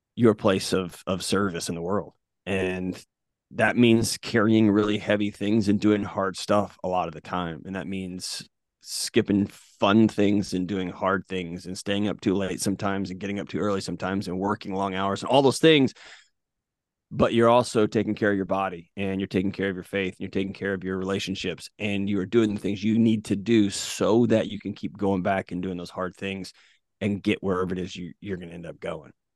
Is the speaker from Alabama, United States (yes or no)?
no; Texas, United States; now in Tennessee, United States; growing up in Texas